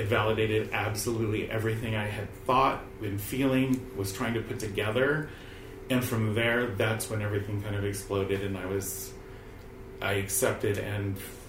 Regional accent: California, United States; I'm mostly from California. I have lived in multiple states, but mostly California.

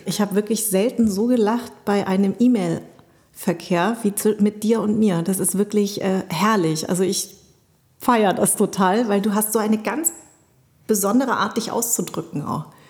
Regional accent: Munich, Bavaria, Germany; also born or lived in Darmstadt; ich bin ja in München groß geworden

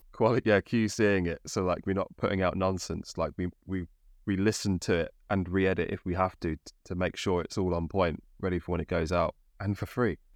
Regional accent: Midlands, United Kingdom; now in London, United Kingdom; I'm from the Midlands, I live yeah, around London

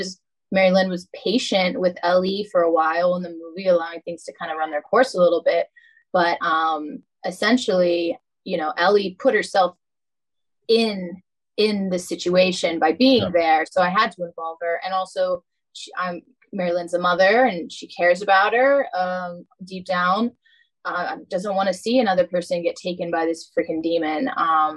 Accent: North Carolina, United States; accent: Southern; I am from North Carolina.

